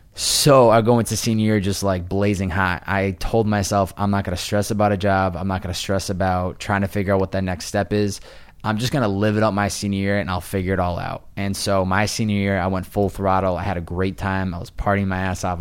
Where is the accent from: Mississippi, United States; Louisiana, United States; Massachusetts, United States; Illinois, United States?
Massachusetts, United States; Chicopee; moved away as an adult; also born or lived in Boston; now in Los Angeles, United States; I grew up in Wa, Western Mass, and I went to college in Boston